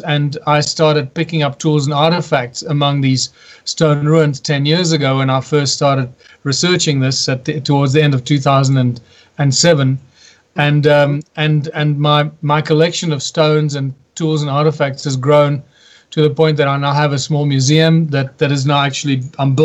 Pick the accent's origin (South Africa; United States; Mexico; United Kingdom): South Africa; my home country, which is South Africa